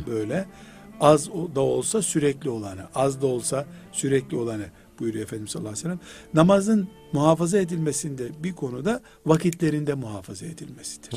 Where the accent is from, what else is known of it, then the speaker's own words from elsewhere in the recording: Black Sea Region, Turkey; now in Istanbul, Turkey; çok dağlık bir yer bizim Karadeniz